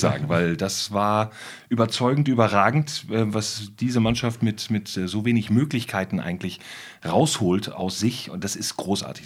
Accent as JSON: {"language": "German", "region": "Northern Germany", "country": "Germany", "said": "ich als Norddeutscher"}